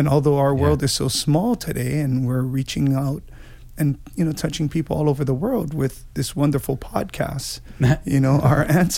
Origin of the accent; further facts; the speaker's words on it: Hawaii, United States; being Hawaiian, Portuguese, and basically a mixed plate, as we all are here in Hawaii